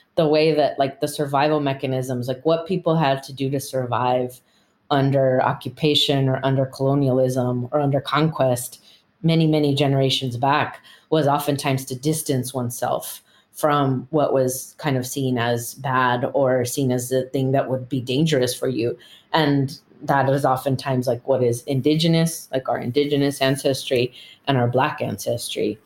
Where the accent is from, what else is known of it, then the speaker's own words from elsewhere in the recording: United States; I'm the daughter of immigrants, but I was born in the United States. I identify as Chicana.